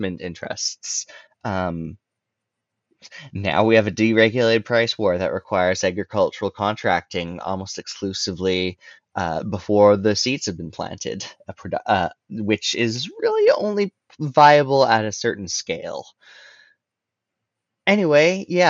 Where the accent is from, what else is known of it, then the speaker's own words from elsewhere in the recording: Alberta, Canada; I come from Alberta and I'm in Alberta